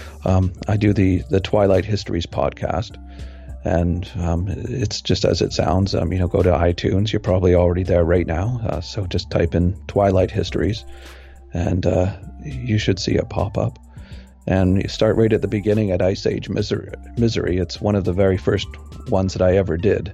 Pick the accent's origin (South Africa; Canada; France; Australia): Canada; I'm a Canadian